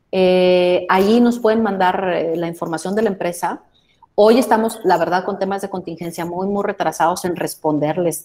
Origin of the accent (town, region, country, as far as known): Mexico